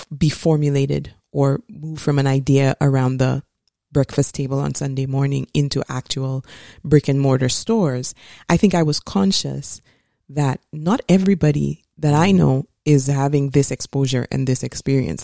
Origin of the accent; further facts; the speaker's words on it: St. Lucia; I grew up in Saint Lucia.